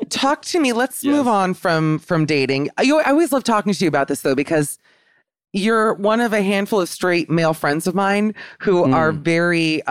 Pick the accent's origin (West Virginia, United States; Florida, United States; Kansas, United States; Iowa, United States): Florida, United States; Aventura; I'm from South Boca, which is Aventura